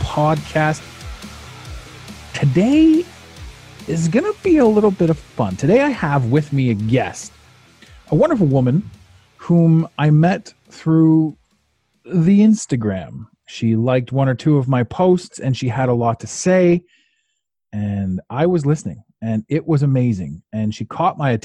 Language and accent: English; Canada; I'm from Canada